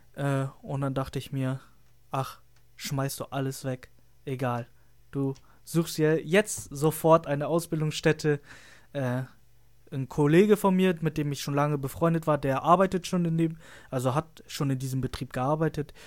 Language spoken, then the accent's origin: German; Lüneburg, Lower Saxony, Germany; ich komme aus Lüneburg, das heißt, ich fahre immer anderthalb Stunden zur Schule